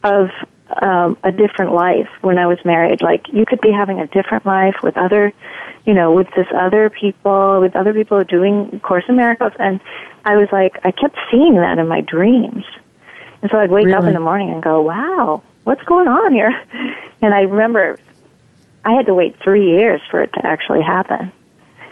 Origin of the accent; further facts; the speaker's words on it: Maine, United States; moved away; also born or lived in New York / Wisconsin; I'm from Maine originally